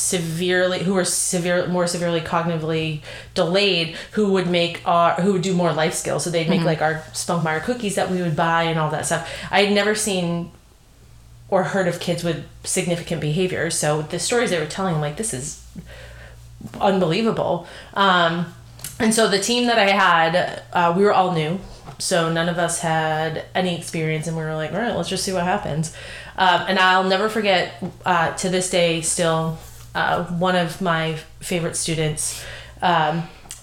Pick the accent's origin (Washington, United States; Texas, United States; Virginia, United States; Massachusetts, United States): Massachusetts, United States; New England; we are fortunate being from New England specific to Massachusetts